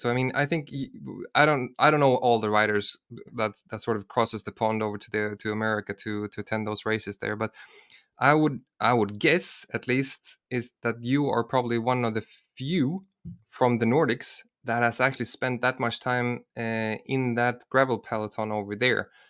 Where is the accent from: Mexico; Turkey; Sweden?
Sweden; I'm from Sweden, and, and I also lived in, in the southern parts of Sweden.